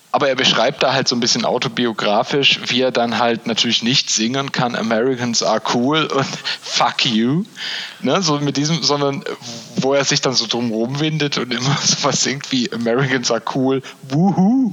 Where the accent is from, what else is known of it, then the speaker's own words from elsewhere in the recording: Baden-Württemberg, Germany; Bei uns in Baden-Württemberg